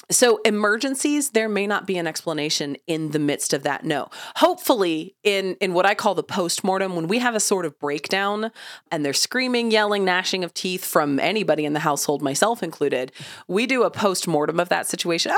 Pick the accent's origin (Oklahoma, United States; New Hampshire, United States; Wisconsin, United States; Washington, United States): Oklahoma, United States; I've lived in Oklahoma, also a landlocked state, my entire life.